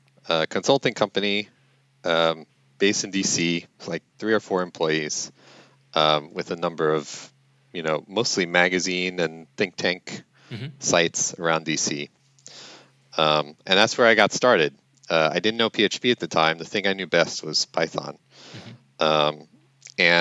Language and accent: English; New York, United States; moved away as an adult; also born or lived in Washington, D.C.; now in Louisiana, United States; I'm originally from New York